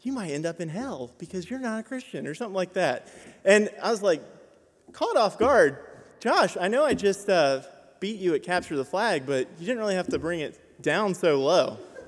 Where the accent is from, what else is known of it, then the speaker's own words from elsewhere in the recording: Bangkok, Thailand; I grew up in Bangkok, Thailand, but my personal faith journey started when I was 7.